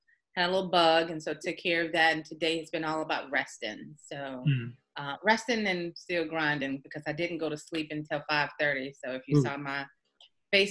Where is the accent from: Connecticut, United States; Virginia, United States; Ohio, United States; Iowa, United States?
Virginia, United States; Goochland; I grew up in a small town called Goochland, Virginia